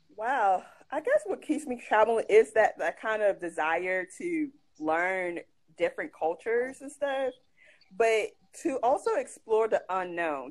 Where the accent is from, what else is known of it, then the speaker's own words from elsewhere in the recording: United States; also born or lived in Ghana; I'm an American